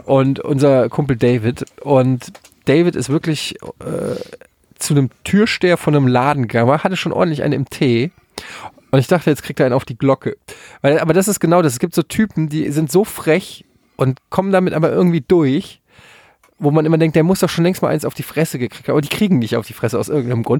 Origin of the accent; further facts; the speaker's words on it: Frankfurt, Hesse, Germany; als Frankfurter, als Eintracht-Fan